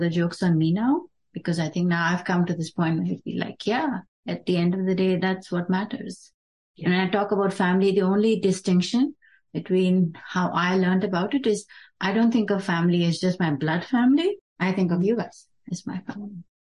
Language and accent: English; Dubai, United Arab Emirates; now in United States; we grew up in Dubai